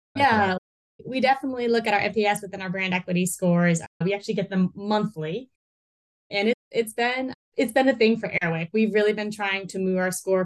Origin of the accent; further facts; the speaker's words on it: North Carolina, United States; moved away as an adult; we went back to where I was raised in North Carolina